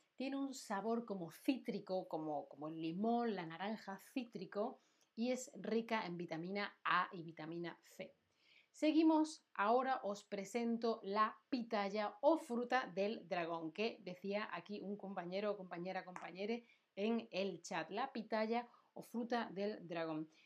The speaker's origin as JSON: {"language": "Spanish", "region": "Andalusia", "country": "Spain", "said": "yo soy de Andalucía"}